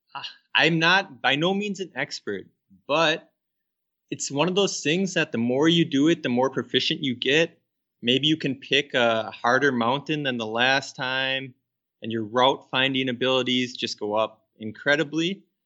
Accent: Minnesota, United States; I grew up here in Minnesota

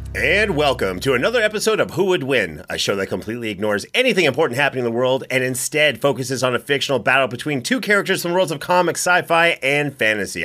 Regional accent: Canada; I'm from Canada

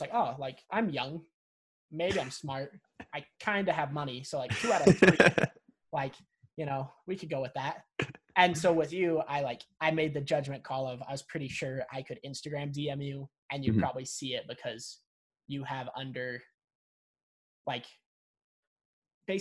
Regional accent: Salt Lake City, Utah, United States; I'm from Salt Lake City, Utah

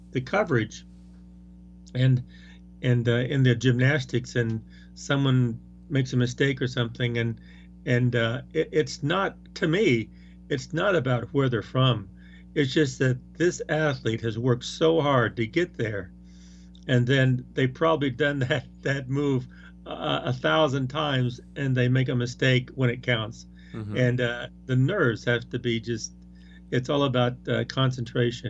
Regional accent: Colorado, United States; I want to see people from my hometown and from Colorado and from the West

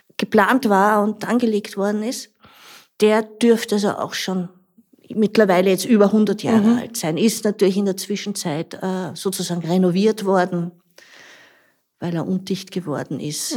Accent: Tulln, Lower Austria, Austria; moved away as an adult; now in Grundlsee, Austria; ich bin eigentlich aus Tulln, aus einem ganz flachen Land

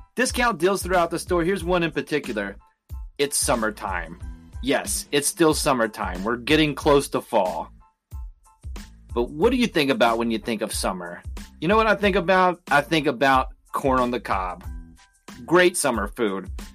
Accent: West Virginia, United States; we're both from West Virginia

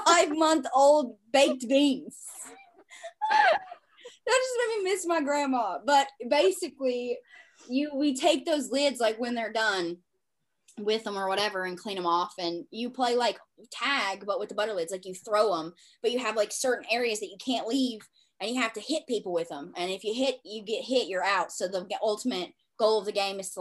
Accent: the South, United States; accent: Southern; We're from the South, and in the hollers

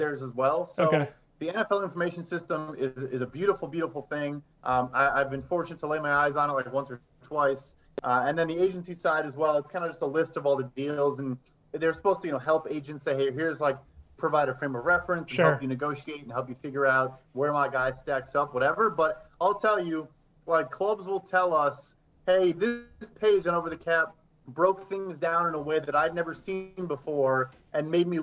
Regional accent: Chicago, Illinois, United States; I'm from Chicago.

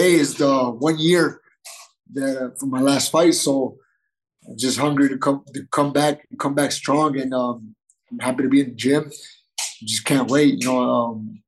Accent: Nogales, Sonora, Mexico; moved away; also born or lived in San Diego / Guadalajara; I'm originally from Nogales, Sonora

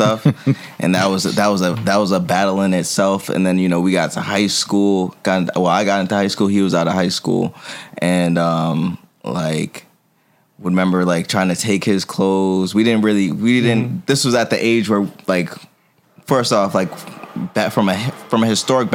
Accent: Lowell, Massachusetts, United States; also born or lived in New York City; now in Buffalo, United States; I'm originally from Lowell, Mass. In simple terms, a city that's like 20-30 minutes outside of Boston

